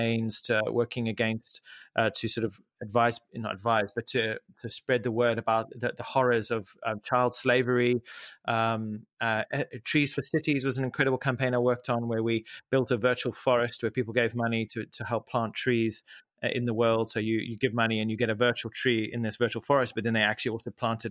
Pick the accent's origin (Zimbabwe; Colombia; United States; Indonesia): Zimbabwe; moved away; I grew up in Zimbabwe